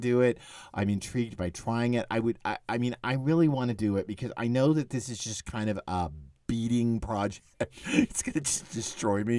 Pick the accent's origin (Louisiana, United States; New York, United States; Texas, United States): Texas, United States; I'm from Texas